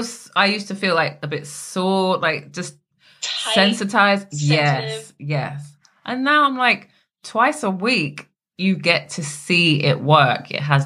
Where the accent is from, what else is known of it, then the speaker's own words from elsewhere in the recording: England, United Kingdom; So where are you from? I said England. No, but where are you really from? Oh, my dad's Jamaican.